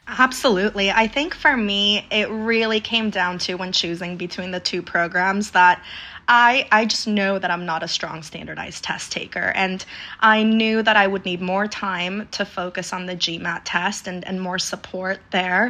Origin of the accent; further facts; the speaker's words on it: Denver, Colorado, United States; moved away as an adult; also born or lived in Aguascalientes, Mexico; now in New York City, United States; So I was born in Aguascalientes, Mexico, raised in Denver, Colorado, and have been out in New York City for, for the past seven years.